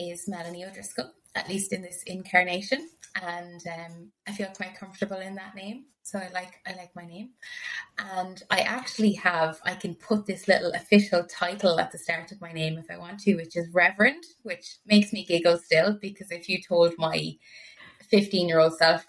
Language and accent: English; Ireland; growing up in Ireland